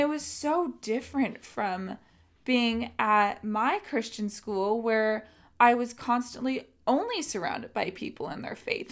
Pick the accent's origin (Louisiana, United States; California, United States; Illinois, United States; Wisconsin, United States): California, United States; San Diego; also born or lived in Riverside, California; I'm from San Diego, California